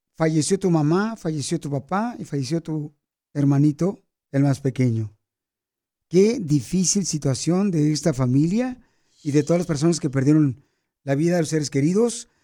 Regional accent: Ocotlán, Jalisco, Mexico; moved away; Yo soy de Ocotlán, Jalisco, la tierra más hermosa

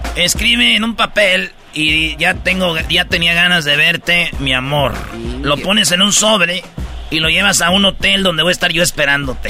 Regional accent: Tepatitlán, Jalisco, Mexico; yo soy de Tepatitlán. Somos jaliscienses

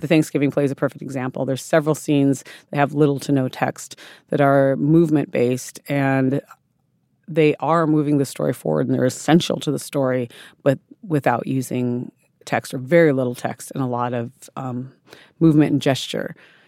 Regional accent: South Dakota, United States; I grew up in South Dakota, where my Lakota people are from

